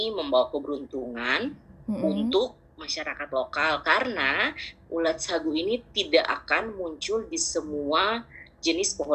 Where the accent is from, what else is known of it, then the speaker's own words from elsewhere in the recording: Papua, Indonesia; karena berapa selama kan lahir besar di Papua